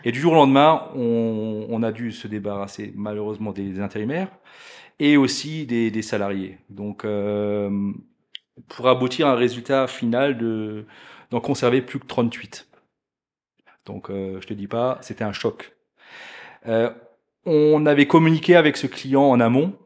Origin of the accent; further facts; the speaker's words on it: Alsace, Grand Est, France; moved away as an adult; now in Blonay, Switzerland; à la base, je suis alsacien, donc pas très loin d'ici non plus